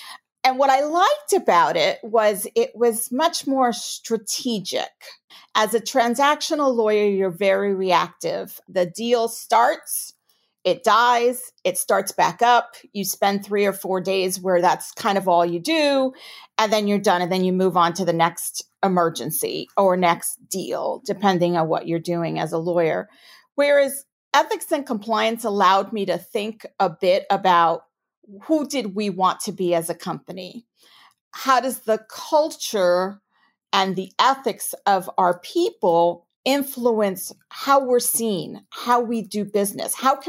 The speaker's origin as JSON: {"language": "English", "region": "New York", "country": "United States", "tie": "born or raised there", "accent": "New York", "lives_now": "Houston, United States", "said": "I'm a native New Yorker, if you can't tell from my accent. And so I thought, oh, Houston, I don't know."}